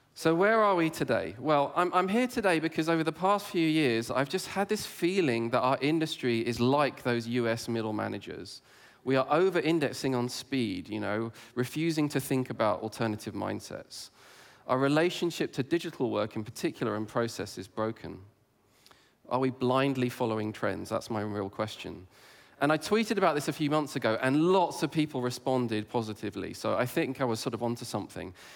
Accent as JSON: {"language": "English", "region": "England", "country": "United Kingdom", "tie": "born or raised there", "said": "I grew up in England"}